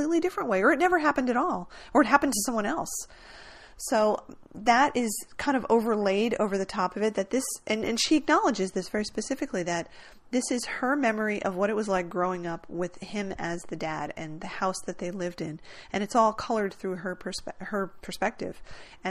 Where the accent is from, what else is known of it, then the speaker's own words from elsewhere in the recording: New Jersey, United States; I grew up in New Jersey